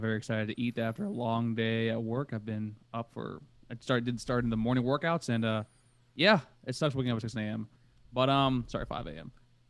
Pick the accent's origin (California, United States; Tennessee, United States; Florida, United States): Florida, United States; Coconut Creek; I'm from Coconut Creek.